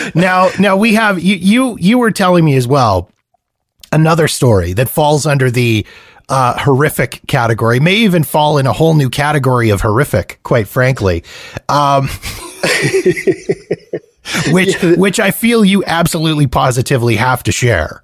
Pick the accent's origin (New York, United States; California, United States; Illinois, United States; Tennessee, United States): California, United States; as a Californian